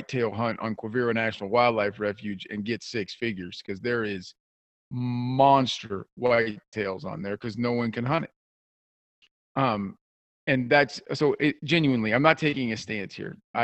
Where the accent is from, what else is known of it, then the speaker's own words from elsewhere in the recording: South Central Kansas, United States; I grew up in South Central Kansas